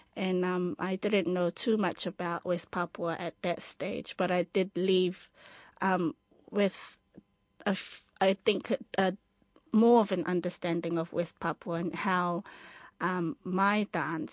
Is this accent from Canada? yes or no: no; Cook Islands; I'm from the Cook Islands and I do Cook Island dancing